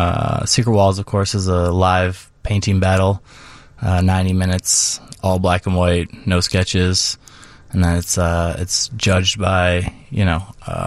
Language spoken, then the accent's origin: English; Tampa Bay area, Florida, United States; moved away